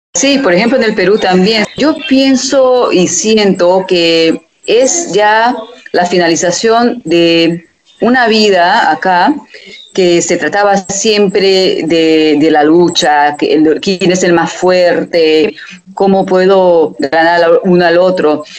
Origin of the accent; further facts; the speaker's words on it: Hungary; de Hungría